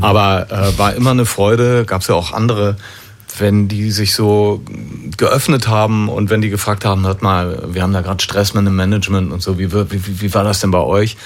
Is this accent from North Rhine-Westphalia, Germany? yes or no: yes; Düsseldorf, North Rhine-Westphalia, Germany; Wir als Düsseldorfer